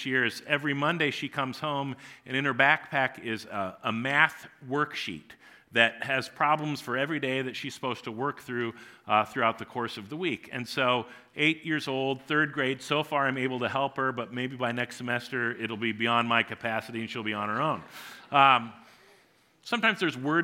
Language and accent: English; New Providence, Iowa, United States; I grew up in New Providence, Iowa, and when I was born, Tom's dad was the pastor at the church where our family worshiped